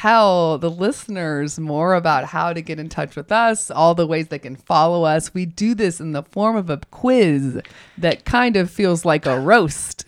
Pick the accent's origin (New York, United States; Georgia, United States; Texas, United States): Georgia, United States; Augusta; I'm from Augusta.